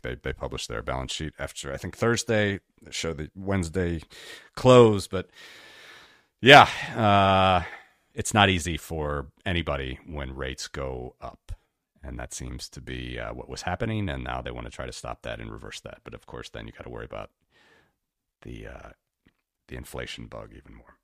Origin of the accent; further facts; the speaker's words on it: Cincinnati, Ohio, United States; my hometown named after the Great Cincinnati